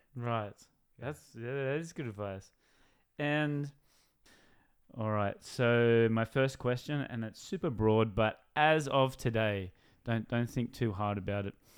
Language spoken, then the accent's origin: English; Newcastle, New South Wales, Australia; I'm from Newcastle